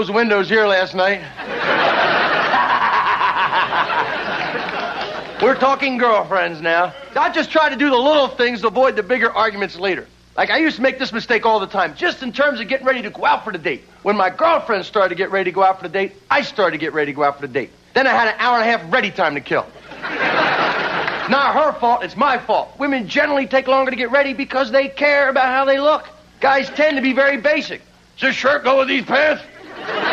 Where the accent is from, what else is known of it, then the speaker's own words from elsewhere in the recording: New Jersey, United States; now in Los Angeles, United States; I'm originally from New Jersey